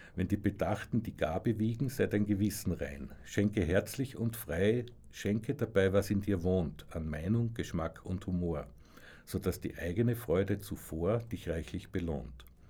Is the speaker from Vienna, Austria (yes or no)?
no; Graz, Styria, Austria; moved away; also born or lived in Salzburg; ich bin ja dann später von Graz nach Salzburg gezogen